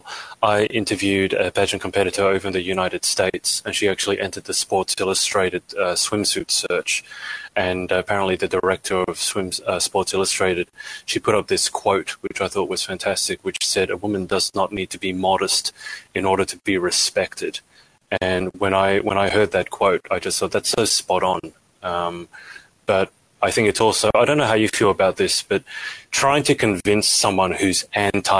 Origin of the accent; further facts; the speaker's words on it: Australia; I come from Australia.